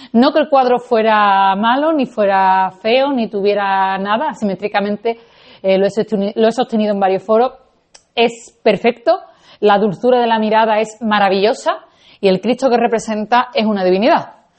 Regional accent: Seville, Andalusia, Spain; accent: Andalusian; first language Spanish; yo soy de Sevilla

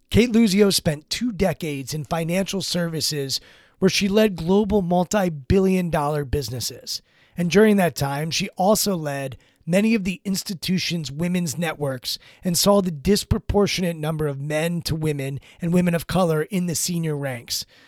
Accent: Maryland, United States; I'm from Maryland. I grew up about twenty minutes outside of College Park, Maryland

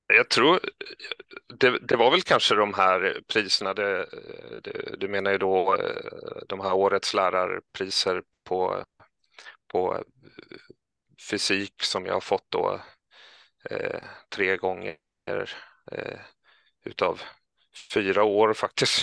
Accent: Kalmar County, Sweden; moved away as an adult; now in Stockholm, Sweden; jag är från Öland och kom upp hit eh, för utbildning till Stockholm

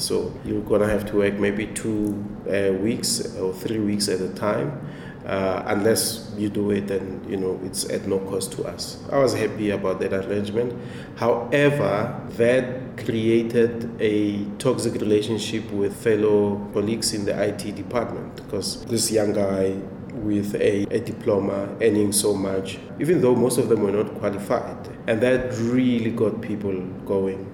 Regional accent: Temba, Gauteng, South Africa; I'm originally from Temba, which is in Hammanskraal, Pretoria.

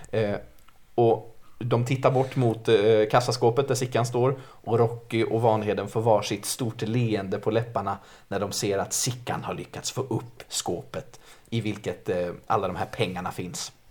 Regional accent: Gävleborg County, Sweden; jag ska kanske också dyka in med att jag är född och uppvuxen utanför Gävle och det är så intressant när man träffar söderlänningar som frågar var jag kommer ifrån. Då säger jag Gävle.

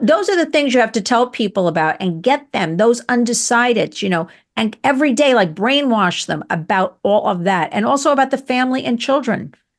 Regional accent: United States; I'm an American

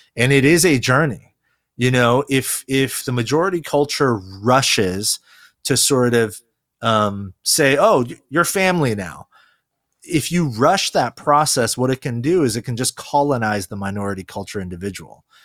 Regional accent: California, United States; first language Korean; English is a second language; also born or lived in Korea; I actually was born in Korea, uh, and moved here to, um, California when I was four.

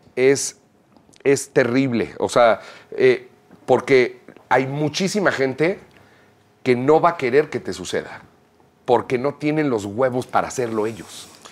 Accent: Mexico; Hablando como artistas mexicanos

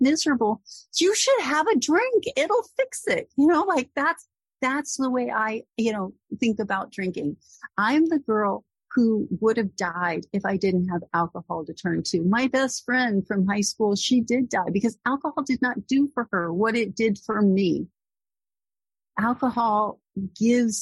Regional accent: Corpus Christi, Texas, United States; moved away as an adult; now in Boston, United States; I'm from Corpus Christi, Texas

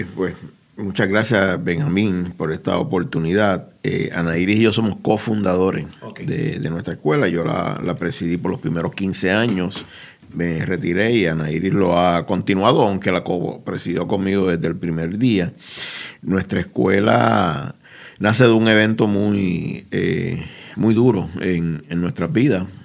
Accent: Puerto Rico; Nuestra escuela es un centro de educación alternativa en mi país, Puerto Rico

